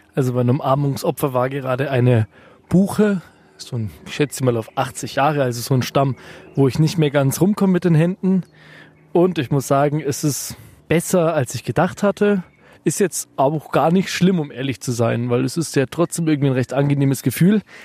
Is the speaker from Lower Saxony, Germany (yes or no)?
no; Franconia, Bavaria, Germany; Also in meiner Heimat